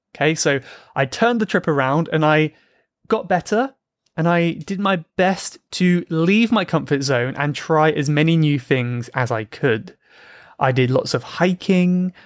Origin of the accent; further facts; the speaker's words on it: South Coast of England, United Kingdom; I grew up on the South Coast of England